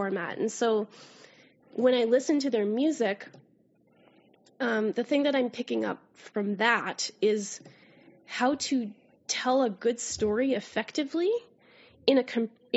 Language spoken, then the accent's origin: English; Canada; accent: Canadian raising; my Canadian raising